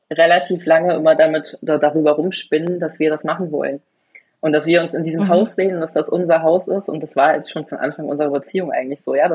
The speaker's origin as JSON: {"language": "German", "country": "Germany", "said": "ich komme ja aus der Nähe von Bremen und ähm, ja, Bremer Speckgürtel quasi. Und für mich war das schon Dorf, obwohl wir oder unser Dorf 15.000 Einwohner hatte."}